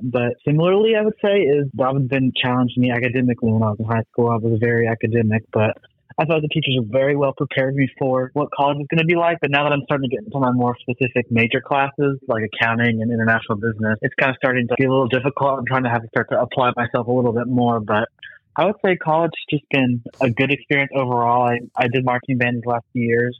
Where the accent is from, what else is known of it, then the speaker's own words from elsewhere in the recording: Kingsport, Tennessee, United States; also born or lived in Kaliningrad, Russia; I was born in Kaliningrad, Russia. I was adopted, and then I've lived in Kingsport